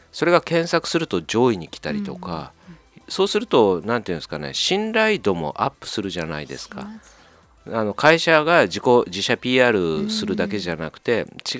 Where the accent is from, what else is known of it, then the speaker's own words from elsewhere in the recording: Japan; うちの地元の近所の読売ランド